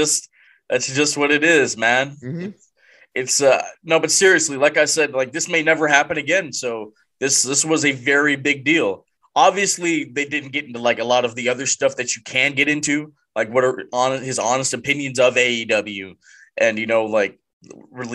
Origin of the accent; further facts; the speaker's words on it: Canada; I'm Canadian